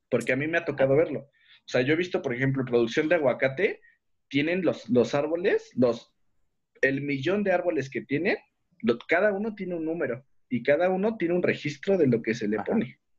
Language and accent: Spanish; Xochimilco, Mexico City, Mexico; Digamos que yo soy de Xochimilco. Yo sí soy de Xochimilco.